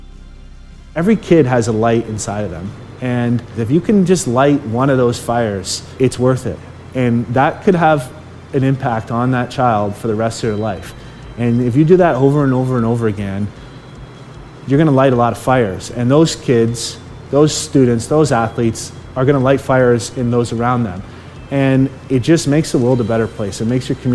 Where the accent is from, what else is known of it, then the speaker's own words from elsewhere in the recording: Chatham, Ontario, Canada; I grew up in Chatham, Ontario